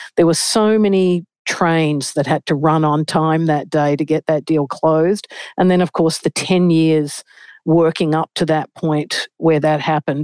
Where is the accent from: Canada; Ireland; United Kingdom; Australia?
Australia; moved away as an adult; now in New York, United States; As an Australian